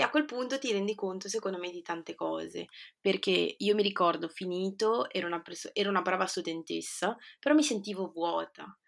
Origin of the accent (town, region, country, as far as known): Genoa, Liguria, Italy; born or raised there; moved away as an adult; also born or lived in Peru; now in London, United Kingdom